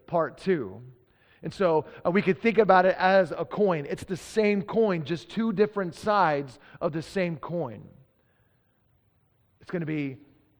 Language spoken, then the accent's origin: English; Texas, United States; now in Pacific Northwest, United States; I'm from Texas.